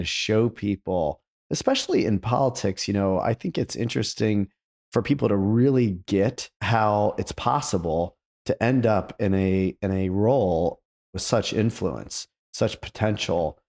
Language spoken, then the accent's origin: English; Akron, Ohio, United States; I grew up in Akron